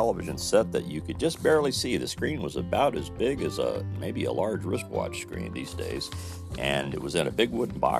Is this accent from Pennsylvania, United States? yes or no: no; Mitchell, Indiana, United States; was called Charlotte Motor Courts in my hometown in Mitchell.